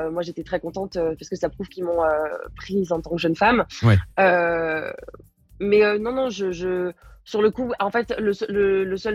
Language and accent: French; Paris, Île-de-France, France; je suis parisienne et c'est toujours un peu compliqué quand tu es parisienne de ramener du monde